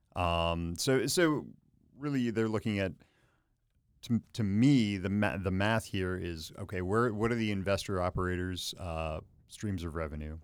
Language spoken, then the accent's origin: English; Philadelphia, Pennsylvania, United States; now in Chicago, United States; I'm from Philadelphia